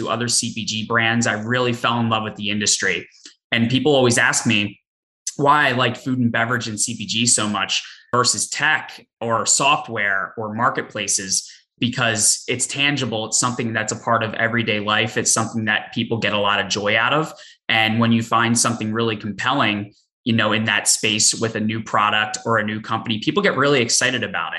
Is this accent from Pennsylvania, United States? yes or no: yes; Philadelphia, Pennsylvania, United States; moved away; also born or lived in Boston; I grew up in the Philadelphia area, went to school in Boston